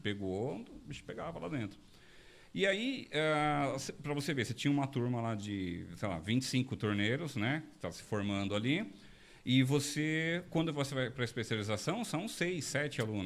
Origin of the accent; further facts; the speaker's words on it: Diadema, São Paulo, Brazil; moved away as an adult; now in São José dos Campos, Brazil; eu nasci em São Paulo, sou paulistano, eu morei no ABC, né, em Diadema, é, até 2012. Né, eu fui criado lá no, na região do ABC